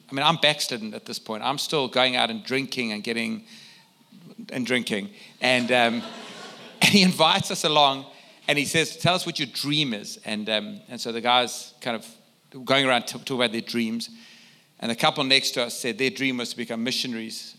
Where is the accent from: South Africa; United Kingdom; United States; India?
South Africa; I come from South Africa